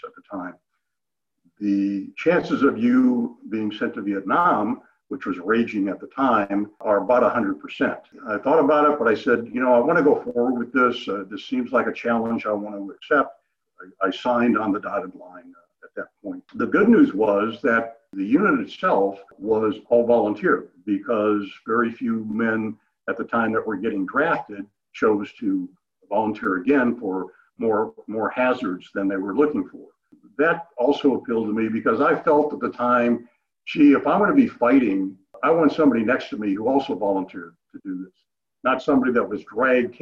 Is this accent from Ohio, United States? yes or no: no; Milwaukee, Wisconsin, United States; My parents moved to Milwaukee when I was three